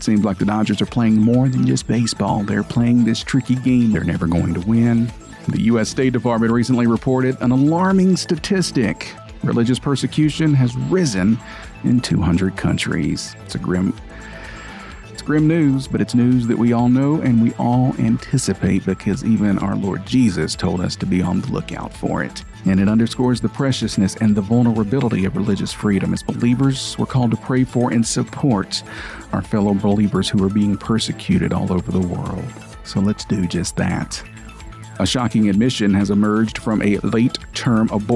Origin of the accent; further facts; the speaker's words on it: Tennessee, United States; I'm from Tennessee